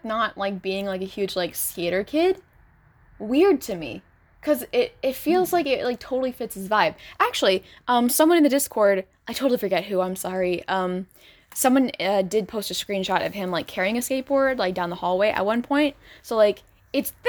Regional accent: California, United States; I'm from California

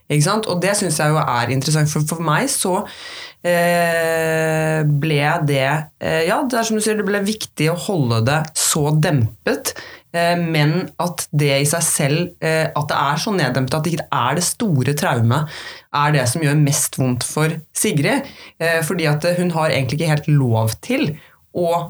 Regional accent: Norway; hjembygda mi i Flatholm

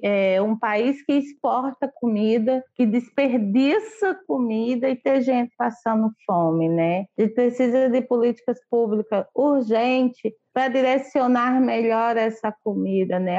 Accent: Serraria, Paraíba, Brazil; moved away as an adult; now in Rio de Janeiro, Brazil; Eu sou de Serraria da Paraíba, com muito orgulho, moro aqui na Babilônia há 20 anos

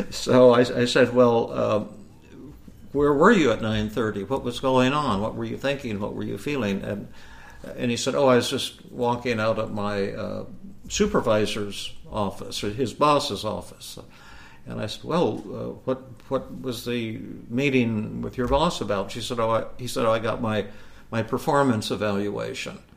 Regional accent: India; there is a conspiracy against me because I have long hair and dark skin and because I'm from India.

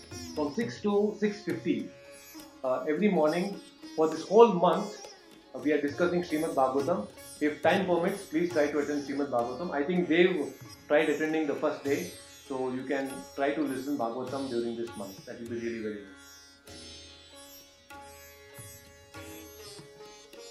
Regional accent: Hubli, Karnataka, India; now in Bangalore, India; I am in my hometown Hubli. I have come here to meet my parents and family members.

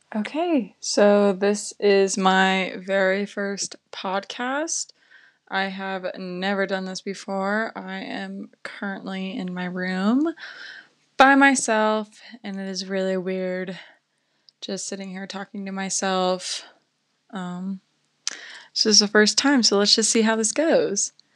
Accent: Las Vegas, Nevada, United States; moved away as an adult; now in Durango, United States; I'm originally from Las Vegas, Nevada

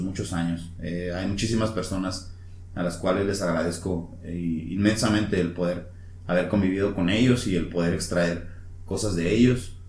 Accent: Mexico; moved away; soy de San Luis

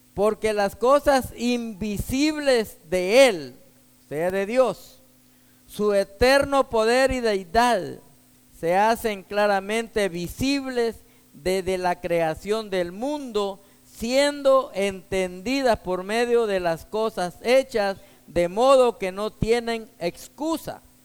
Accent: Texas, United States; soy de aquí, de Texas

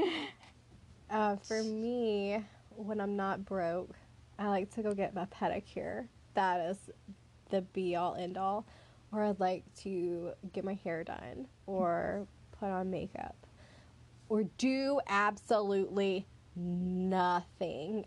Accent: the South, Southern United States, United States; accent: southern; country accent; that's the southern in us

